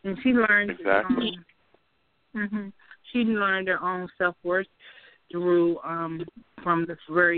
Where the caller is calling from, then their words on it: Capitol Heights, Maryland, United States; I'm calling from Capitol Heights, Maryland.